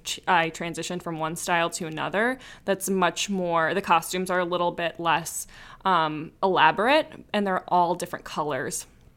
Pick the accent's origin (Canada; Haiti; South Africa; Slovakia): Slovakia; is from the Czech Republic, but that's not actually where I'm from. I'm from the Slovakia side